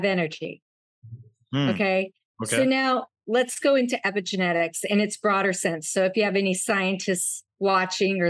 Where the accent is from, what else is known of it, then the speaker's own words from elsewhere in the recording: Wyoming, United States; when I was young, at 10 years old, I grew up in Wyoming